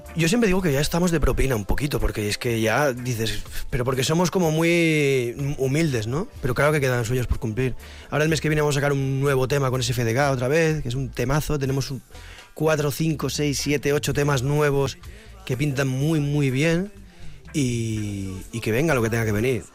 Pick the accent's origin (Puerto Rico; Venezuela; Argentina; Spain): Spain; Vitoria-Gasteiz, Basque Country; moved away; somos de Vitoria, llevamos mucho tiempo fuera